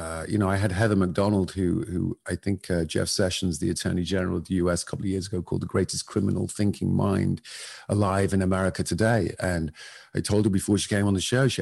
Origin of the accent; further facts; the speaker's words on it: Northern England, United Kingdom; I grew up in Northern England in the 70s and 80s